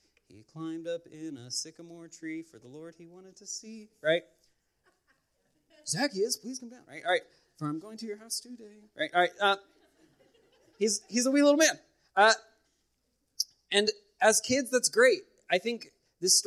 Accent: Los Angeles, California, United States; moved away; I'm originally from the Los Angeles area

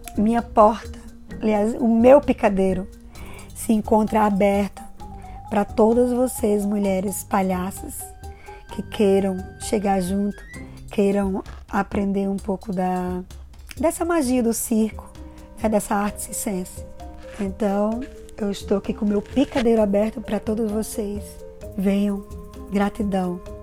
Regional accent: Natal, Rio Grande do Norte, Brazil; also born or lived in Angicos; nasci em Angicos e me criei em Natal, no Rio Grande do Norte

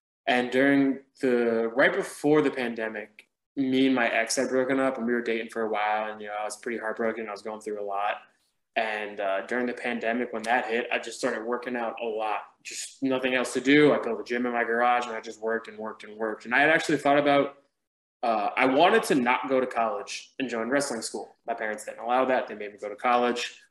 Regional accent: New Jersey, United States; moved away as an adult; now in Atlanta, United States; I'm from Jersey

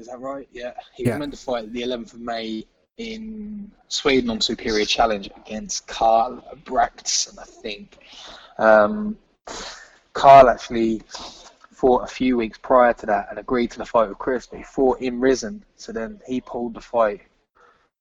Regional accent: England, United Kingdom; obviously I'm English

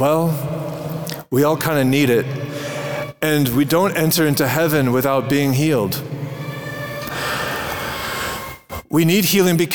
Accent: Minnesota, United States; also born or lived in South Bronx, New York; now in New York, United States; I'm from Minnesota originally

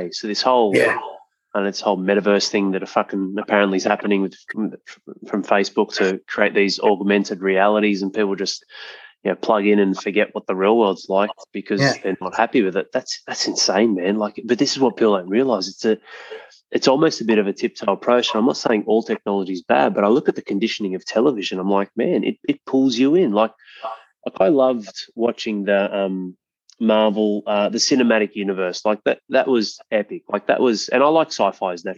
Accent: Penrith, New South Wales, Australia; moved away; I went past my hometown. I grew up in Penrith.

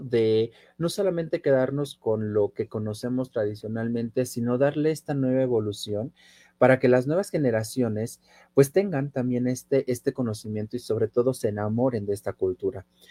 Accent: Puebla, Mexico; como poblanos y como mexicanos

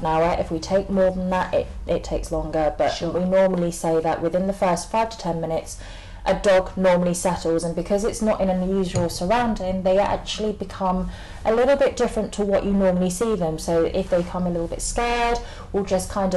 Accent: Camden, London, United Kingdom; I grew up basically on Cross Street

